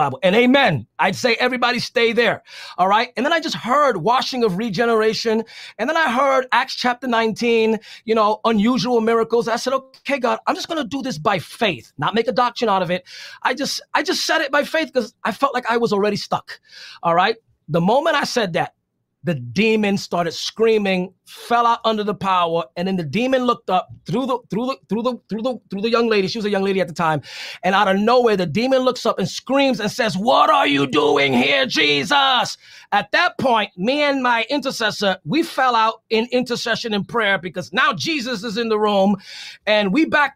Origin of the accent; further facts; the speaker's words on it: New York City, New York, United States; I'm from the Bronx